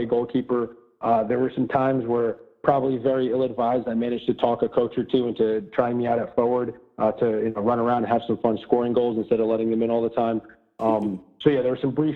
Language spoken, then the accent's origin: English; Paramus, New Jersey, United States; moved away as an adult; also born or lived in Munich, Germany / Elmwood Park, New Jersey; now in Boston, United States; we lived in Elmwood Park for probably around 6 or 8 years, and then we moved to Paramus